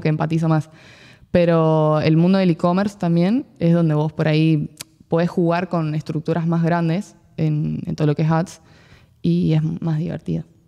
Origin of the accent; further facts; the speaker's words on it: San Juan, Argentina; moved away; also born or lived in Buenos Aires; Soy de San Juan